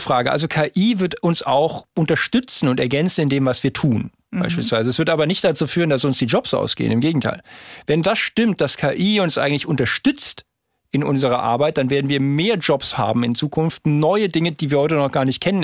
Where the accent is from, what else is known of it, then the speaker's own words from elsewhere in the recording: Darmstadt, Hesse, Germany; Ich bin jetzt in Darmstadt geboren